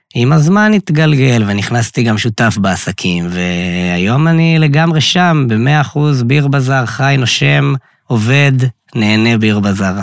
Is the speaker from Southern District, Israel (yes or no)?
no; Kiryat Tivon, Northern District, Israel; moved away as an adult; now in Tel Aviv, Israel; מקריית טבעון במקור, גר כבר אה, שש שנים בתל אביב